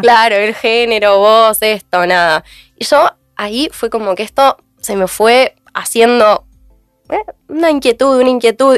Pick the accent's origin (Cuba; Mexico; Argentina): Argentina; Mar del Plata, Buenos Aires Province; Yo soy de Mar del Plata